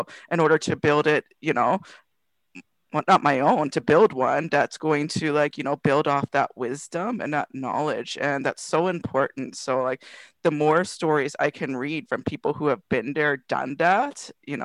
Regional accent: Toronto, Ontario, Canada; I grew up in Regent Park

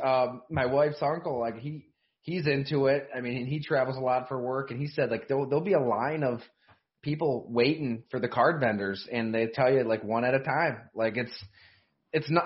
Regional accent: Ellicottville, New York, United States; I'm from Ellicottville

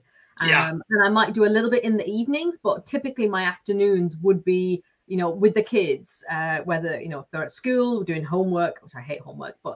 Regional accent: Lancashire, North West England, United Kingdom; moved away as an adult; now in Ireland; I'm from Lancashire. I've lived in Ireland for 20 years now.

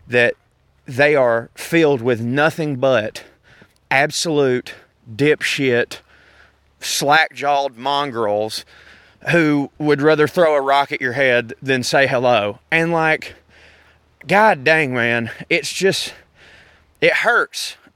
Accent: the South, United States; accent: Southern

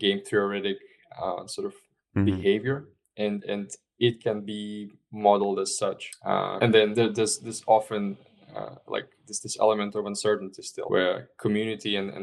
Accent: Estonia; I'm originally from Estonia

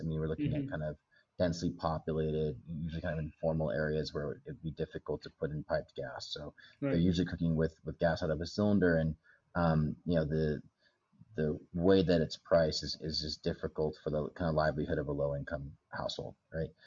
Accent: Bend, Oregon, United States; moved away as an adult; also born or lived in Los Angeles; now in Nairobi, Kenya; I grew up in in the states. I didn't grow up in in Kenya. Uh, a little town called Bend, Oregon, kind of up in the mountains

